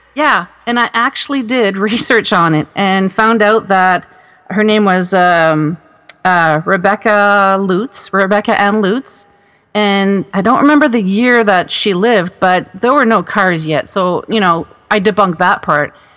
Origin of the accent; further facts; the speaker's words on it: Moncton, New Brunswick, Canada; also born or lived in Alberta; now in Ontario, Canada; my hometown in Moncton, New Brunswick